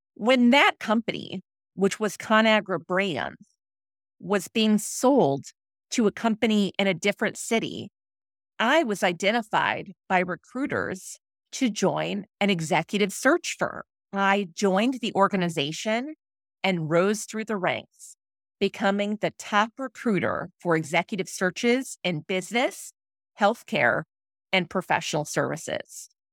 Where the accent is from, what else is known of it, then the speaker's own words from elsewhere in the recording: St. Louis, Missouri, United States; moved away as an adult; also born or lived in Philadelphia; we returned to my hometown of Saint Louis.